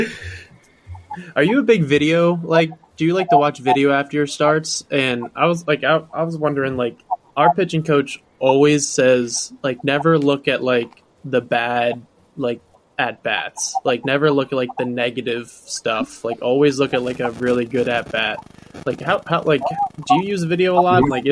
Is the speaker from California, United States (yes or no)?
no; Delaware, United States; I'm from Delaware.